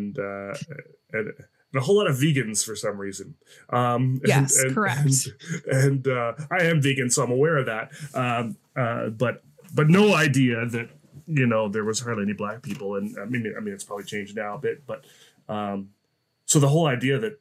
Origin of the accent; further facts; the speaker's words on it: New Brunswick, Canada; moved away; I grew up on the East Coast of Canada in New Brunswick